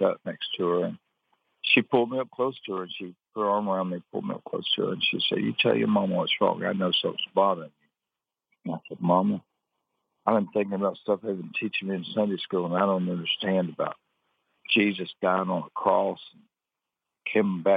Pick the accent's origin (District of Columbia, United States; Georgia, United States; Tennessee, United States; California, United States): Georgia, United States; Atlanta; also born or lived in Aiken, South Carolina; I'm originally from Aiken, South Carolina. And when I was 8 years old, my family moved to the Atlanta area.